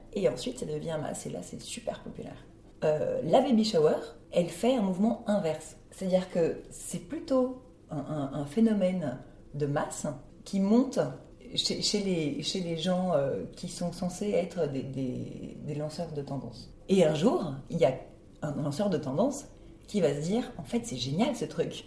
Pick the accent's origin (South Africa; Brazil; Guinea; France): Brazil; moved away; brésilienne, euh, j'ai passé mon enfance au Brésil.